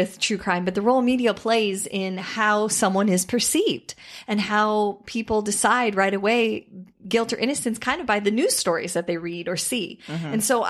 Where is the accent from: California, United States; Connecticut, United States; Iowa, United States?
Iowa, United States; growing up in Iowa, farming is not an easy profession.